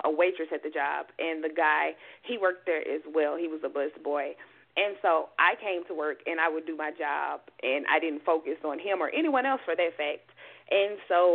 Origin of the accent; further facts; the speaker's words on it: Mississippi, United States; moved away as an adult; now in Houston, United States; I'm from Mississippi, born and raised.